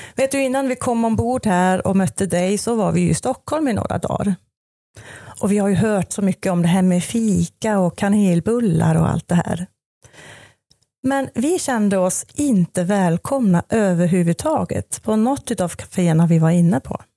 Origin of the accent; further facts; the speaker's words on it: Switzerland; moved away as an adult; now in Sweden; jag är född och uppvuxen i Schweiz och gjorde en klassisk resebyråutbildning där nere